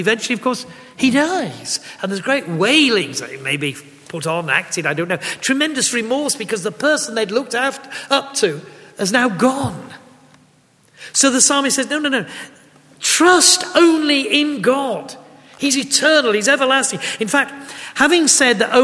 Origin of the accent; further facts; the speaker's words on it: Yorkshire and the Humber, United Kingdom; as bluntly as a Yorkshireman can